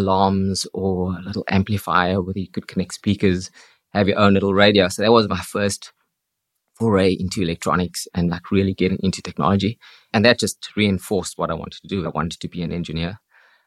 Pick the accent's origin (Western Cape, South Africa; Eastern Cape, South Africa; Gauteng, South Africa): Western Cape, South Africa; Cape Town; now in Dublin, Ireland; I'm originally from Cape Town in South Africa.